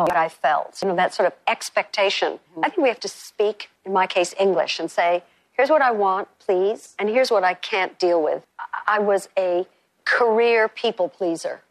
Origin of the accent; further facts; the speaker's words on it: New York, United States; I'm from New York, and one day I was walking around my city